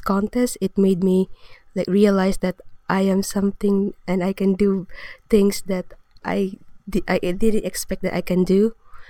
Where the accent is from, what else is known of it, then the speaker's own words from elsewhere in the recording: Philippines; moved away; I'm from the Philippines.